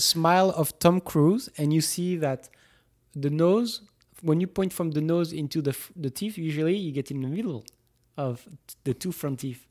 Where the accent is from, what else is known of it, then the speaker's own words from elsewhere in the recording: Toulouse, Occitania, France; moved away; drove three hours from Toulouse, from my hometown